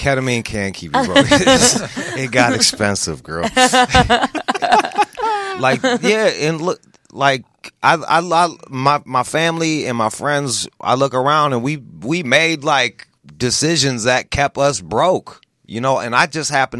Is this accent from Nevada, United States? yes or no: no; Pontiac, Michigan, United States; I'm from the Rust Belt. I'm from outside of Detroit, Pontiac, Michigan, which is – like Detroit already has an inferiority complex.